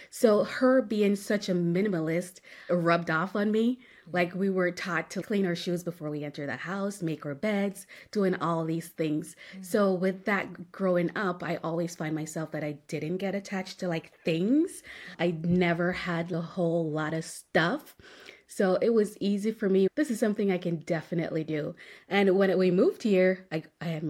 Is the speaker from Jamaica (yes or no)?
yes; Jamaica; moved away as an adult; also born or lived in Bahamas; now in Buda, United States; I was born in Jamaica. I moved to the Bahamas right after graduating high school